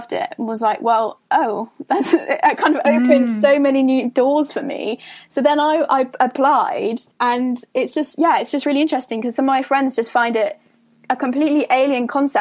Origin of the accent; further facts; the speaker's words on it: Somerset, South West England, United Kingdom; moved away as an adult; I come from Somerset